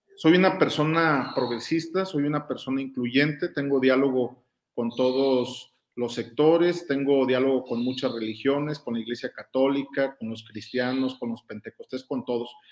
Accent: Guanajuato, Mexico; Yo soy guanajuatense

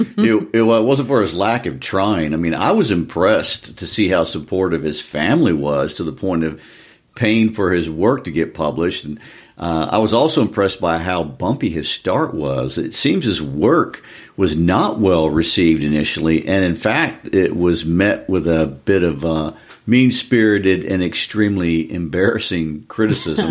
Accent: United States; I'm an American

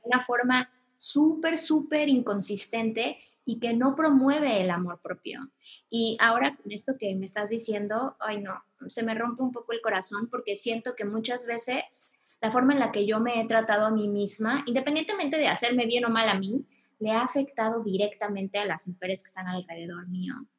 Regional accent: Mexico; soy mexicana

